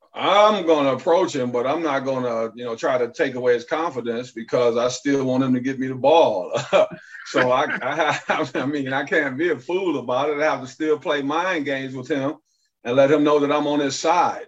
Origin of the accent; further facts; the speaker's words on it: Detroit, Michigan, United States; I'm from Detroit